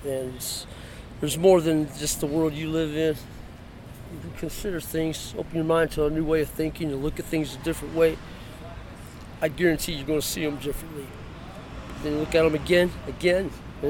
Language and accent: English; Detroit, Michigan, United States; born there; also born or lived in Los Angeles; now in Seattle, United States; Actually, I came here from L.A. I was born in Detroit, so I've been around a little bit.